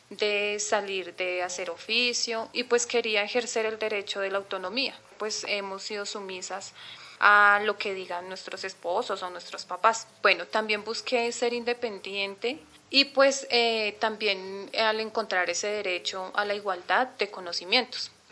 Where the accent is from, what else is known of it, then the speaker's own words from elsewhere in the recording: Cuba; soy mujer cubana, soy hija menor de mi mamá … Tengo 26 años